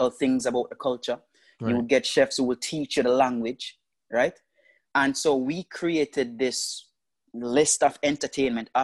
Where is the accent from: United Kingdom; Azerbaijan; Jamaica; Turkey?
Jamaica; moved away; also born or lived in Las Vegas; I grew up very poor in Jamaica.